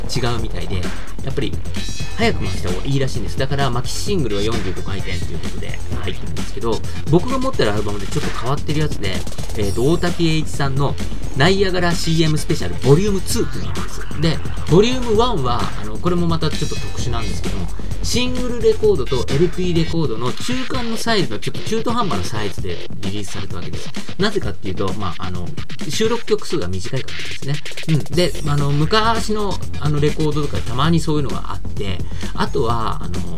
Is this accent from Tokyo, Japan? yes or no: yes; Tachikawa, Tokyo, Japan; 僕立川出身